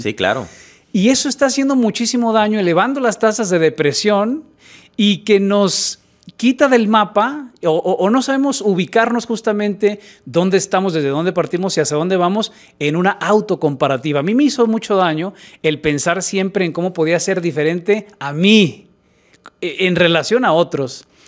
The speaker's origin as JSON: {"language": "Spanish", "town": "Guadalajara", "region": "Jalisco", "country": "Mexico", "tie": "born or raised there", "said": "yo nací en Guadalajara"}